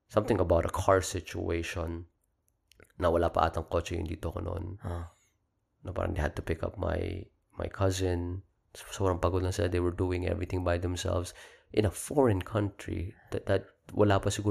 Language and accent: Tagalog; Philippines; now in United States; lumaki ako sa Pilipinas, oo, oh, American citizen na ako ngayon